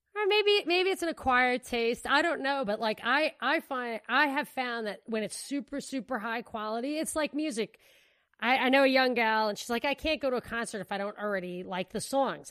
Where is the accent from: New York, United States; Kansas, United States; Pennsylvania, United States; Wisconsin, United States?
New York, United States; moved away; I'm from New York